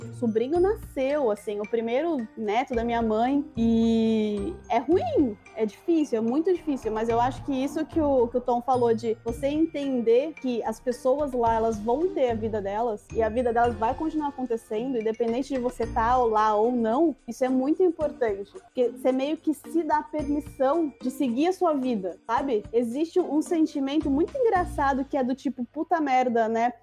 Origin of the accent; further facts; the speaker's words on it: Brazil; moved away as an adult; Eu, eu saí do Brasil